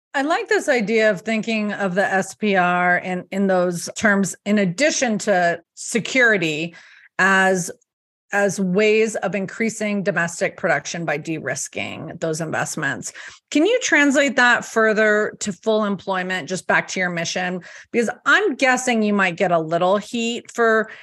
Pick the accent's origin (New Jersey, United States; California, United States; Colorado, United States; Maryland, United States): Colorado, United States; my home state of Colorado